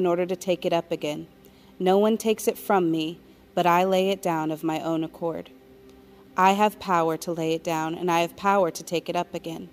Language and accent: English; Colorado Springs, Colorado, United States; moved away as an adult; also born or lived in New York; I was born in New York, but raised in Colorado Springs, Colorado